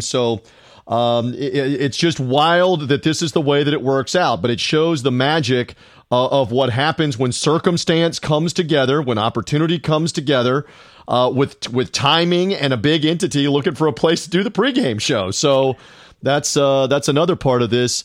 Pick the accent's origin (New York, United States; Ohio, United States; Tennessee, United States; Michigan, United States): Tennessee, United States; Memphis; my hometown, the River City, the Bluff City, Beale Street